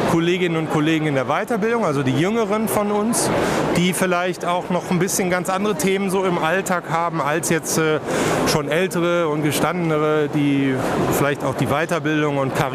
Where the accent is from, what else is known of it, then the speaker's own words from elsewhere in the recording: Baden-Württemberg, Germany; born there; Und ich bin ja äh, auf, geboren in Baden-Württemberg.